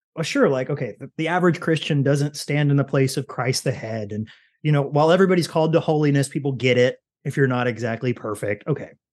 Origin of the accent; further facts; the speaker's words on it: Kentucky, United States; I'm from Kentucky